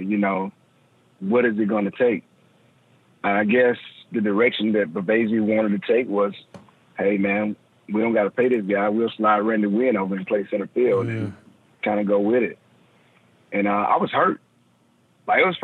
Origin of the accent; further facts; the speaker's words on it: LaGrange, Georgia, United States; Just a little old guy from LaGrange, Georgia